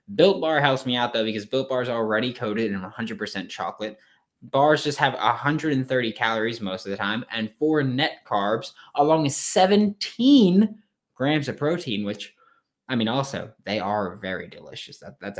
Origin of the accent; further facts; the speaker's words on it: Queens, New York, United States; I know I've mentioned that I'm from New York a lot. I know I mentioned that I live in New York. I'm from Queens specifically.